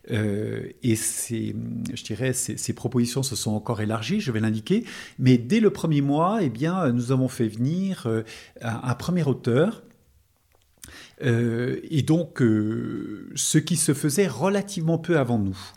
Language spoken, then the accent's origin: French; Lyon, Auvergne-Rhône-Alpes, France; nous ne sommes pas du métier, nous venons de Lyon, et par contre nous connaissions bien la région